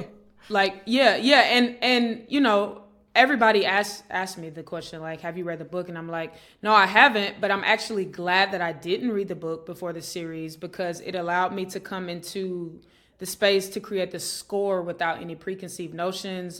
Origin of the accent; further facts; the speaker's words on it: Atlanta, Georgia, United States; I grew up in Atlanta, Georgia